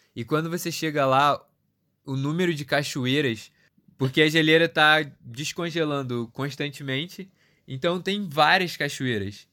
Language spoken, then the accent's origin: Portuguese; Rio de Janeiro, Brazil; eu sou do Rio